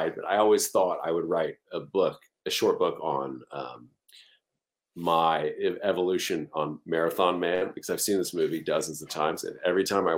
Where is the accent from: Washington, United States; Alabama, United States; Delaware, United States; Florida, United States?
Florida, United States; Pensacola; the city I grew up in Pensacola, Florida